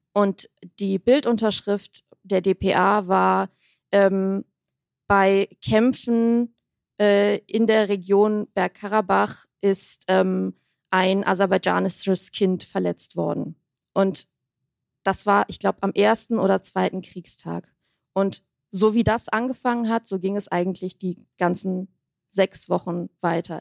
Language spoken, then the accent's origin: German; Armenia; meine Heimat, mein Volk, mein Land